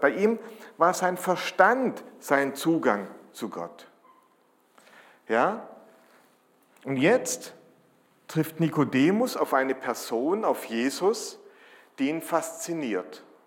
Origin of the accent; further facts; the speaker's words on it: Germany; als Deutsche